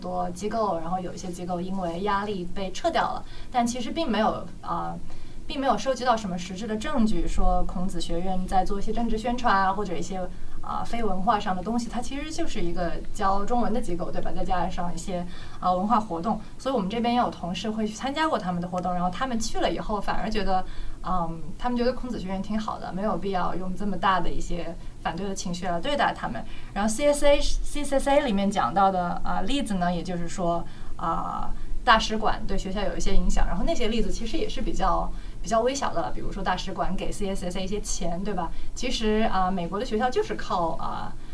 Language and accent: Chinese; China; moved away as an adult; now in United States; 作为中国人，然后作为在海外的留学生